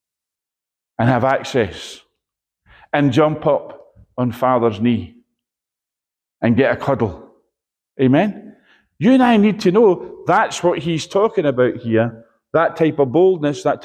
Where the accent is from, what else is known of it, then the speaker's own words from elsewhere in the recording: Edinburgh, Scotland, United Kingdom; I'm from Edinburgh, so I call them bairns